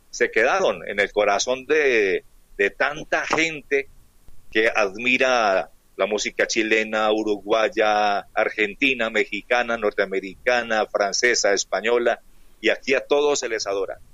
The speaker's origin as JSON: {"language": "Spanish", "town": "Pereira", "region": "Risaralda", "country": "Colombia", "said": "todos somos pereiranos"}